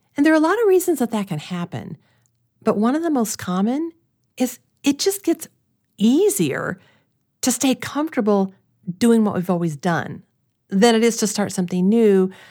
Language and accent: English; Springfield, Missouri, United States; moved away; I grew up in Springfield, Missouri, in a loving family